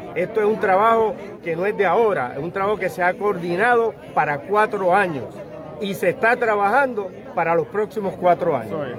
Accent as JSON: {"language": "Spanish", "town": "Ponce", "country": "Puerto Rico", "said": "la playa, que es de donde yo soy"}